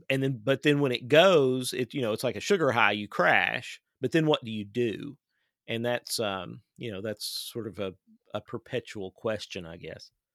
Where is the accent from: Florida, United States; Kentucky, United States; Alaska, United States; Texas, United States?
Kentucky, United States; Clay County; I live in Kentucky and I'm from Kentucky and, um, my, uh, parents still live on the farm where I grew up